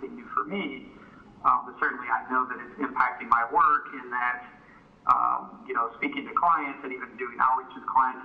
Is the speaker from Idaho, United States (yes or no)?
no; rural Oklahoma, United States; also born or lived in Michigan; I was born in Michigan, but I grew up primarily in rural Oklahoma.